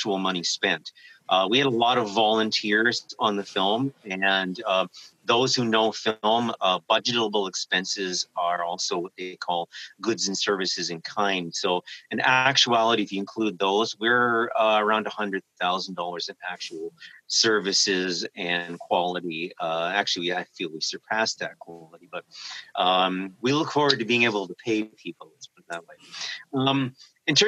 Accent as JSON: {"language": "English", "country": "Canada", "said": "we're Canadian"}